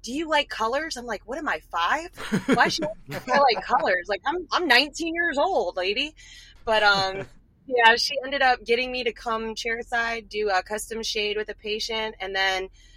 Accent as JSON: {"language": "English", "town": "Richmond", "region": "Virginia", "country": "United States", "moved": "yes", "said": "I'm originally from Richmond, Virginia"}